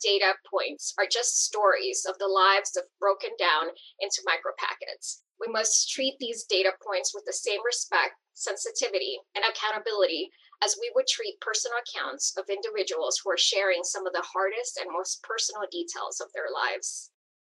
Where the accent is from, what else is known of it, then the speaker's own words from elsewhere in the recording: El Salvador; moved away; I was born in El Salvador and grew up seeing entire communities being decimated by civil war